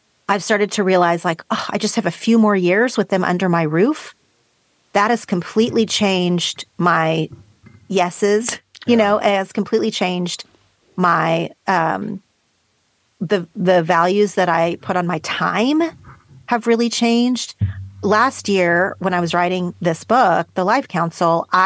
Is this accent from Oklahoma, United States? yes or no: yes; Oklahoma, United States; now in Los Angeles, United States; I grew up in Oklahoma in a place that is like straight meat and potatoes